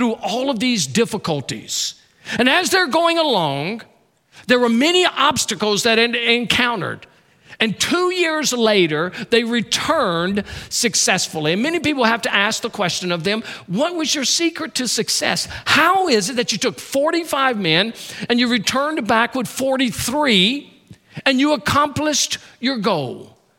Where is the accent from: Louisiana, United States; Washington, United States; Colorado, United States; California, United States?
Louisiana, United States; That's my home state